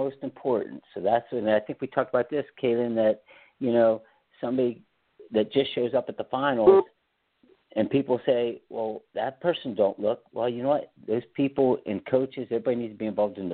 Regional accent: Pennsylvania, United States; I'm from Pennsylvania.

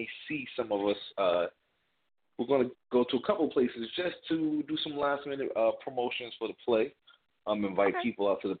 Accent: New Jersey, United States; I'm actually from New Jersey, so we started out in New Jersey

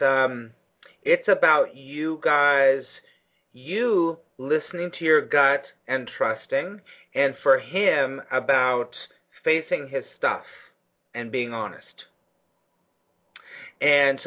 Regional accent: Los Angeles, California, United States; moved away as an adult; now in New York, United States; my hometown

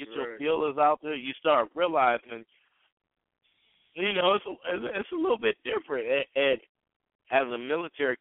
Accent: Southern California, United States; I grew up in Southern California

